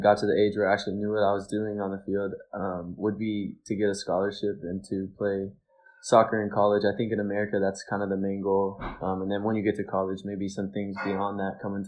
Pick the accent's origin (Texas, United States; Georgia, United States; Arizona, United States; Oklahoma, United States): Texas, United States; now in Charlotte, United States; I was born in Texas and I started playing there when I was about 4 years old